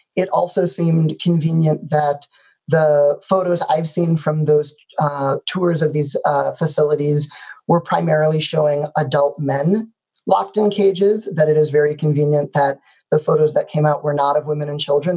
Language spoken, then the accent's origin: English; the suburbs of Chicago, Illinois, United States; the suburbs of Chicago in a community where being Jewish didn't feel particularly out of the ordinary